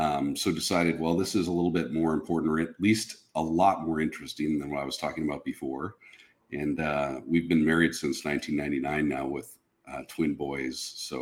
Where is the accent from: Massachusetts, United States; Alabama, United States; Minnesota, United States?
Minnesota, United States; In Minnesota. I was born kind of in the western, they're suburbs now, but it was pretty rural when I grew up there. But born in Minnesota back in the 70s.